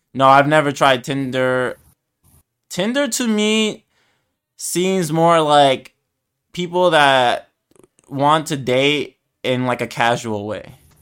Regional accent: United States; I'm American

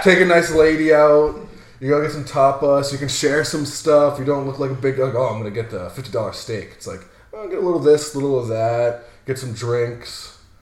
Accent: Haverhill, Massachusetts, United States; born and raised in Haverhill, Massachusetts.

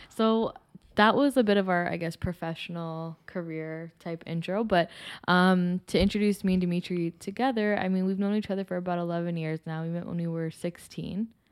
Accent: Toronto, Ontario, Canada; I am born and raised in Toronto as well, um, specifically in Scarborough my whole life.

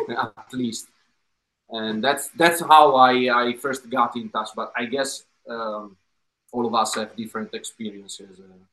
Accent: Italy; a music teacher in my hometown in the middle of nowhere in Italy posted a video

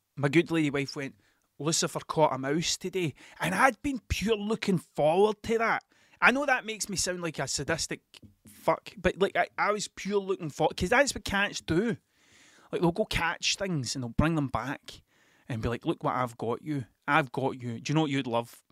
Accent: Scotland, United Kingdom; accent: Scottish

